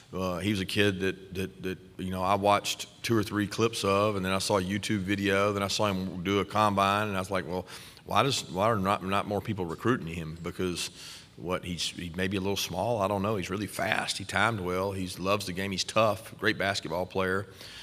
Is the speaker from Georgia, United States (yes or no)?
yes; Bainbridge, Georgia, United States; probably where I grew up in Bainbridge was closer to there than anywhere other than maybe Florida State.